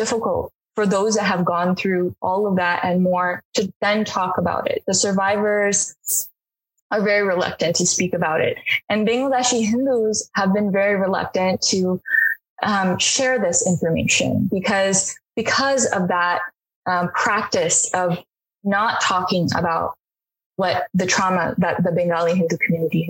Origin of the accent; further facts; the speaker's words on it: United States; as an American